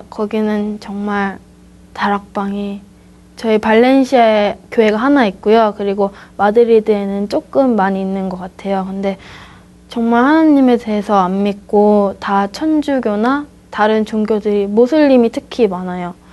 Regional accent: Spain; 저는 아, 스페인에서 왔고요.

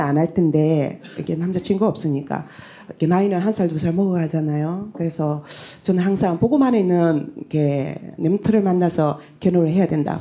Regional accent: Tongyeong, South Gyeongsang, South Korea; 고향은 통영인데

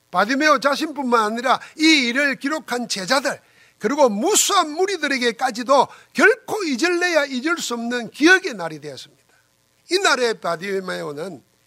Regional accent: South Korea; 여러분과 나는 한국 사람이지만은

